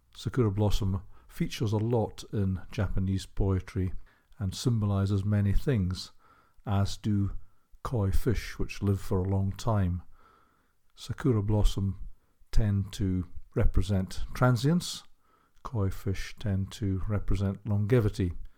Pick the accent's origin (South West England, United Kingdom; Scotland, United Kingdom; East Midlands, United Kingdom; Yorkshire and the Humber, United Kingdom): Yorkshire and the Humber, United Kingdom; Hull; I'm from Kingston upon Hull in the northeast of England.